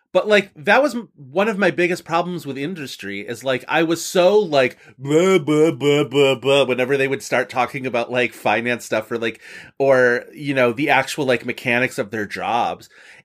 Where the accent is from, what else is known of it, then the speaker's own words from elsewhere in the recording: Buffalo, New York, United States; accent: Buffalo; moved away; my Buffalo comes out in my vowels. My Buffalo comes out in the times when I sound like I'm from Chicago a little bit, where it's like I'll hit those flat A's.